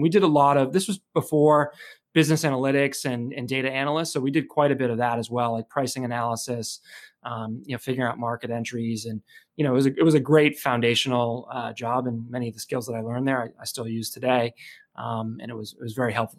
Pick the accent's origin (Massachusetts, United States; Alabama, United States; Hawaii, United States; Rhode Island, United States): Massachusetts, United States; Chelmsford; I grew up in Chelmsford, Massachusetts, which is sort of northeastern Massachusetts